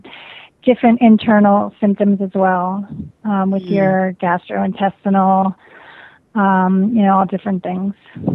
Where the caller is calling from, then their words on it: Phoenix, Arizona, United States; I'm calling from Phoenix, Arizona.